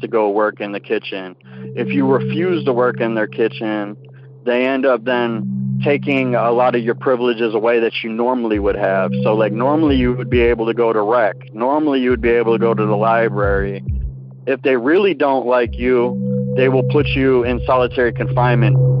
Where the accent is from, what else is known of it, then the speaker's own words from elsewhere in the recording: Milwaukee, Wisconsin, United States; I'm from Milwaukee, Wisconsin.